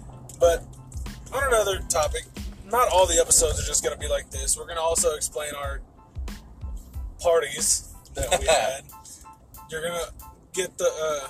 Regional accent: Texas, United States; we're from Texas.

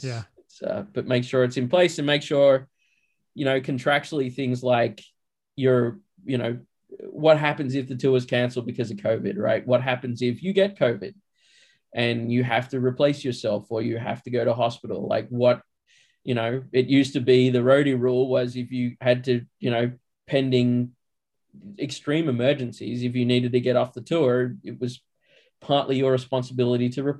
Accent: Australia; now in Los Angeles, United States; I'm Australian. I live here

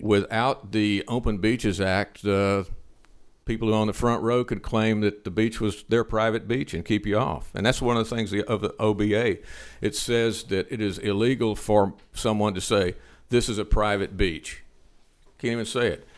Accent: Liberty, Texas, United States; my hometown, Liberty

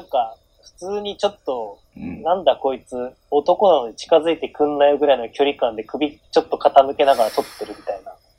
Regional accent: Hokkaido, Japan; 僕は北海道出身なんでレバンガを押してますけ

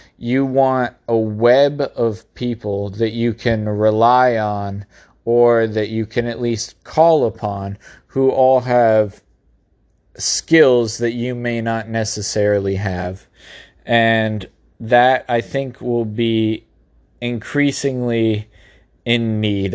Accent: United States; as an American citizen

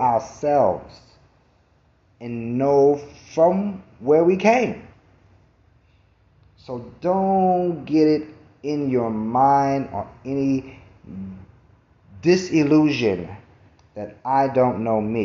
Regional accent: New York City, New York, United States; I'm from Brooklyn

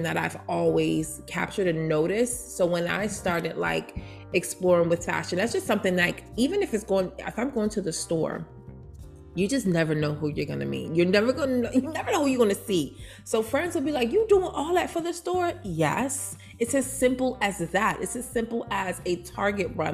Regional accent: New York City, New York, United States; moved away; also born or lived in Baltimore, Maryland; Growing up in Brooklyn, New York, come on, Jay's all day, Tommy Hilfiger.

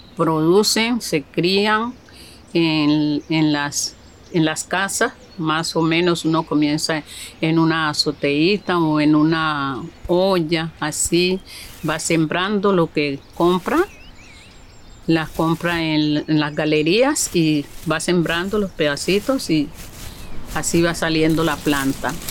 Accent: Buenaventura, Valle del Cauca, Colombia; nací aquí en Buenaventura, Valle del Cauca

